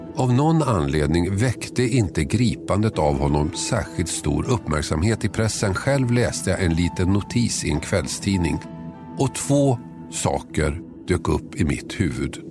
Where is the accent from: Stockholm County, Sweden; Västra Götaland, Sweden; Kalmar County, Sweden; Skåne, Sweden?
Stockholm County, Sweden; Tumba; Jag är uppvuxen i Tumba, sydost om Stockholm